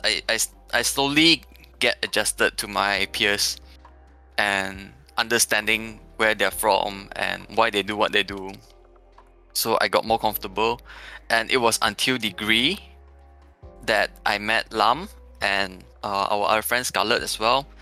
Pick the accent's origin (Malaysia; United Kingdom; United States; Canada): Malaysia; Petaling Jaya, Selangor; I come from PJ.